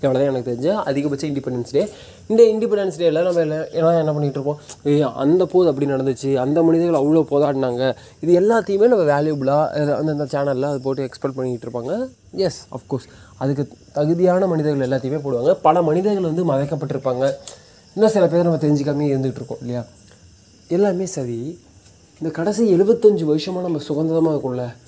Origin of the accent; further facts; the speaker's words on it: India; நான் இந்தியன்னு சொல்லி பெருமைப்படுறோம்